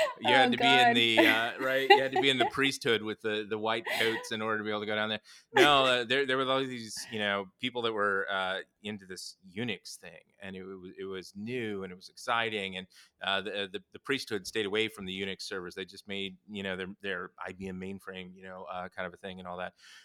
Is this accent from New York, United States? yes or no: no; Southern Indiana, United States; moved away; I grew up in the Midwest, in Southern Indiana